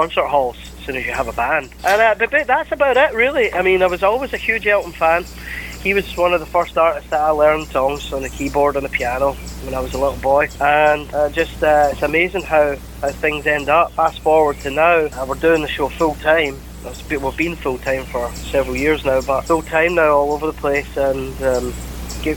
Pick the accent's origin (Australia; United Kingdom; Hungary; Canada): United Kingdom; Glasgow, Scotland; accent: Scottish; now in Clearwater, United States; I'm from Glasgow.